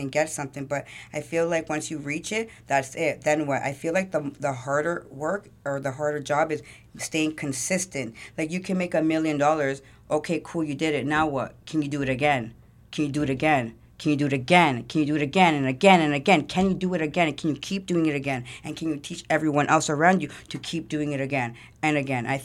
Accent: Toronto, Ontario, Canada; so I was born at yeah Jane Finch. Um, I moved around a lot.

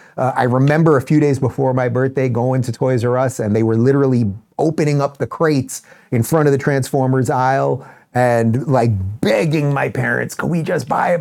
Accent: New York, United States; now in Florida, United States; I grew up in New York

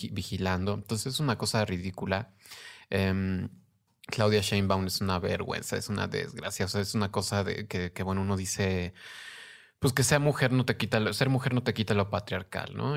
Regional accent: Mexico; now in Mexico City, Mexico; Soy mexicana

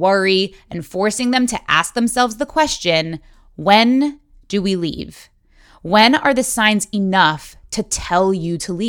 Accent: United States; as an American Jew.

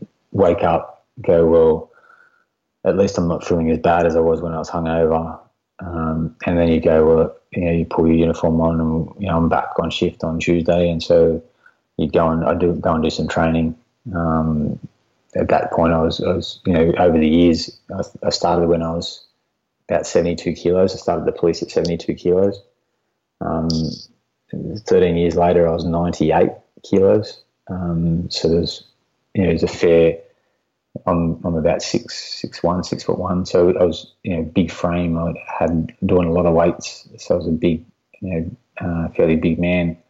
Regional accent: near Kyogle, New South Wales, Australia; I transferred out to Kyogle, a small country town back up here near my hometown

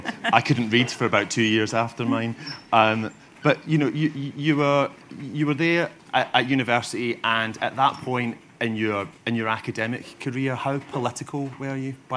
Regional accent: Motherwell, Scotland, United Kingdom; growing up near Motherwell

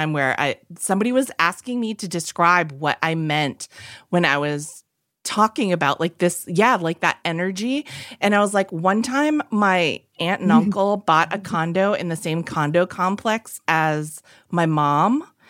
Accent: Fitchburg, Massachusetts, United States; I'm from Fitchburg.

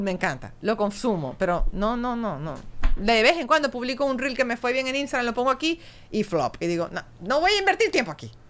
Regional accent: Maracaibo, Zulia, Venezuela; moved away; yo soy bien maracucha.

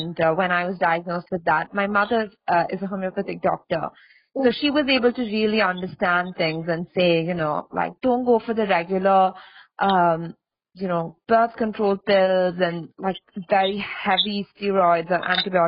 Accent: Australia; I grew up in Australia

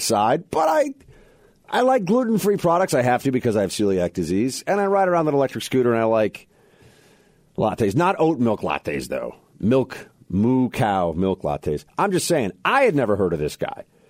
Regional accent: New York City, New York, United States; I'm from Manhattan, New York City

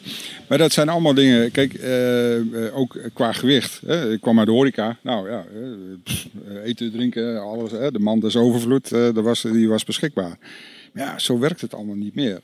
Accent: North Holland, Netherlands; ik ben een ja, kaaskop, ik kom uit Noord-Holland

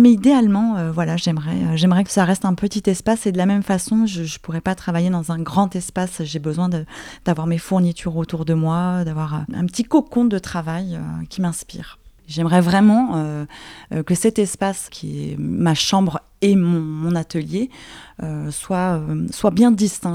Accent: Paris, Île-de-France, France; je suis parisienne et je vis à Paris

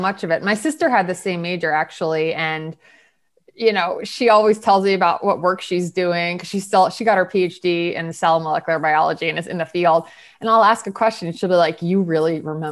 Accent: State College, Pennsylvania, United States; now in New York, United States; I'm from Pennsylvania originally, State College

